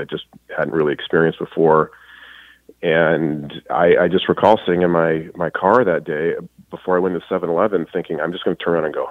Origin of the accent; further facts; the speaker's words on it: New Mexico, United States; moved away as an adult; also born or lived in Colorado / San Diego; now in Los Angeles, United States; I grew up in New Mexico in the high desert